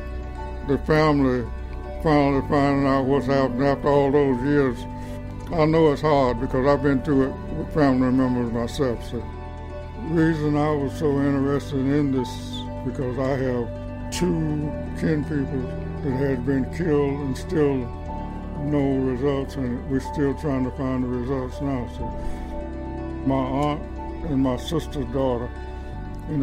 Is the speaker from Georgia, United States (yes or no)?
yes; Ben Hill County, Georgia, United States; moved away as an adult; also born or lived in Buffalo, New York; I was born and raised in Ben Hill County. This is my home